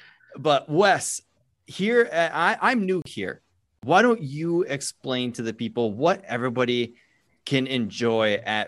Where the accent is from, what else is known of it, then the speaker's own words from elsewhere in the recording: Minnesota, United States; Of course, I'm from Minnesota.